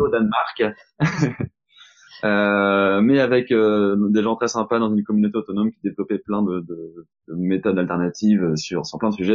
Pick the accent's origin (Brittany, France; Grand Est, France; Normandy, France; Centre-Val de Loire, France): Normandy, France; je suis français, je suis normand